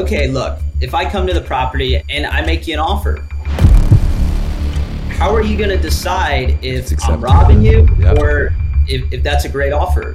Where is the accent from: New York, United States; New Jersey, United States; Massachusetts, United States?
New Jersey, United States; Freehold; moved away as an adult; now in Arizona, United States; I grew up in Freehold